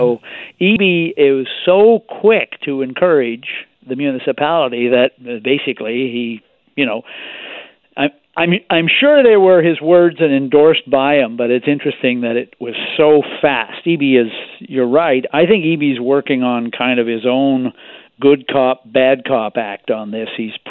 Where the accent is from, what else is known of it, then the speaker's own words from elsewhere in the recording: Victoria, British Columbia, Canada; In my hometown, Victoria